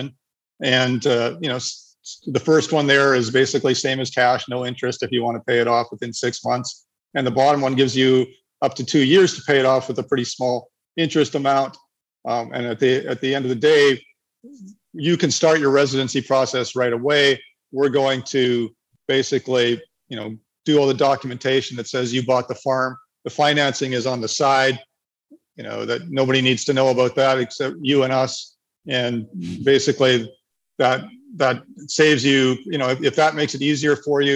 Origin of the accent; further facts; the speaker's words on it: Canada; moved away as an adult; also born or lived in Nicaragua / Panama; I'm a Canadian